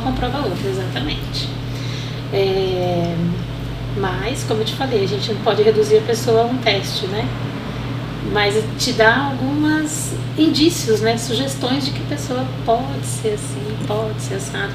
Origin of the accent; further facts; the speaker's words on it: Monte Alto, São Paulo, Brazil; sou nascida em Monte Alto